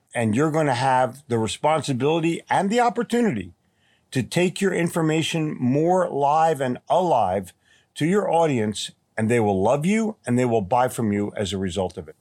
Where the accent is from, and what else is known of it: Philadelphia, Pennsylvania, United States; born or raised there; also born or lived in Atlantic City, New Jersey / New York City; now in Charlotte, United States